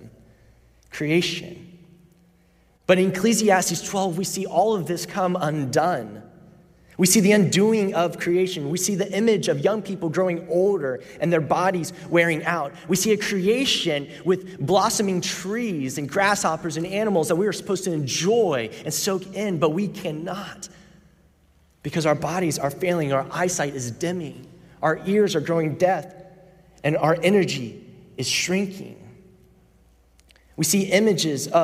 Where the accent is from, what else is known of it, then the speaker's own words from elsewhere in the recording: Orlando, Florida, United States; I grew up in Orlando, Florida